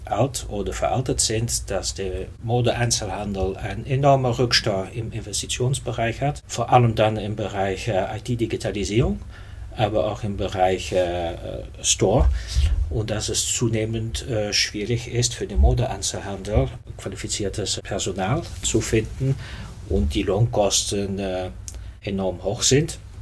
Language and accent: German; Belgium; German is a second language; moved away as an adult; also born or lived in Netherlands; now in Germany; ich bin äh, Niederländer, in Belgien groß geworden. Seit 97 lebe ich in Deutschland